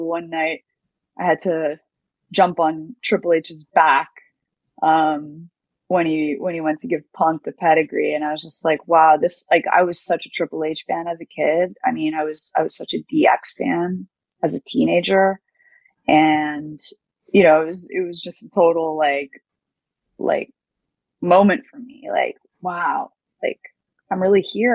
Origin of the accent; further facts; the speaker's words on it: United States; especially as an American, as a foreigner